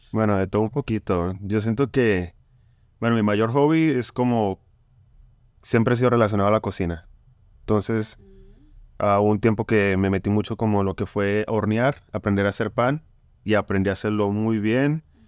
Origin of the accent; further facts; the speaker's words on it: Bucaramanga, Santander, Colombia; moved away; somos de Colombia, yo soy de Bucaramanga